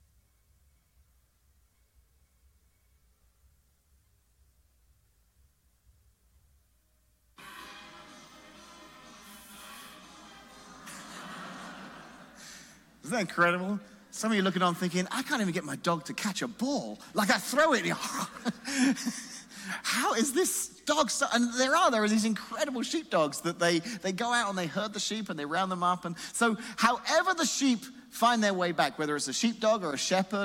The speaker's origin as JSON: {"language": "English", "region": "England", "country": "United Kingdom", "tie": "born or raised there", "moved": "as an adult", "lives_now": "Illinois, United States", "said": "I grew up in England"}